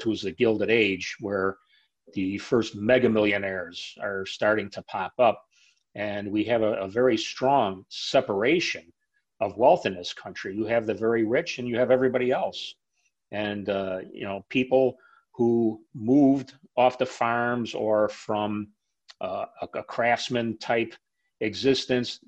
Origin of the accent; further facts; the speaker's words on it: Chicago, Illinois, United States; Growing up in Chicago